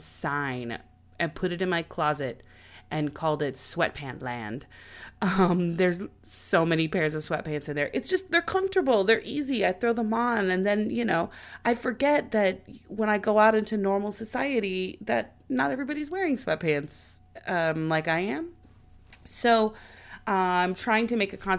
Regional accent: Oklahoma, United States; now in Los Angeles, United States; we're from Oklahoma

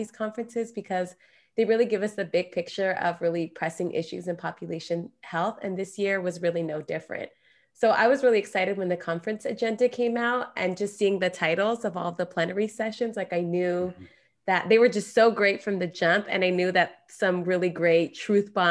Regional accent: California, United States; my home state of California

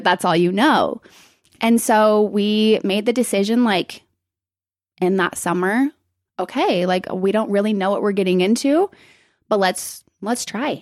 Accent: Provo, Utah, United States; moved away as an adult; also born or lived in Salt Lake City, Utah / Spain; I lived up here in Salt Lake until about kindergarten. And then we moved down to Provo.

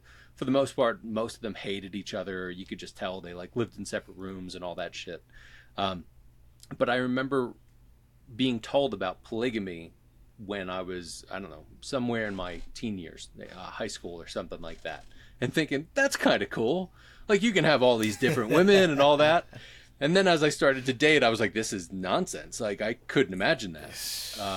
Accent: Philadelphia, Pennsylvania, United States; that I'm from Philly

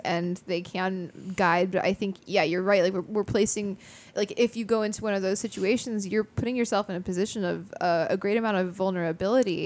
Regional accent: United States; I'm an American

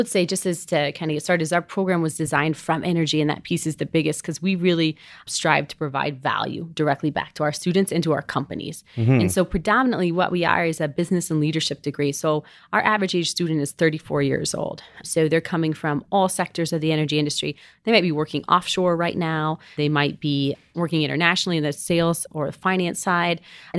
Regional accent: Savannah, Georgia, United States; accent: southern; also born or lived in Colorado; So believe it or not, I'm actually originally from Savannah, Georgia.

